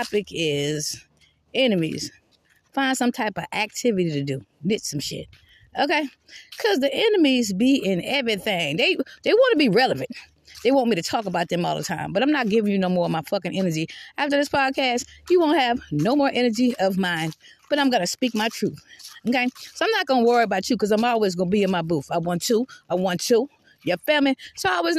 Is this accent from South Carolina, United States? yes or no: yes; Georgetown, South Carolina, United States; also born or lived in Irmo, South Carolina / Columbia, South Carolina; now in Red Bank, Lexington County, South Carolina, United States; I'm from Georgetown, South Carolina, but I haven't lived in Georgetown, South Carolina in 31 years.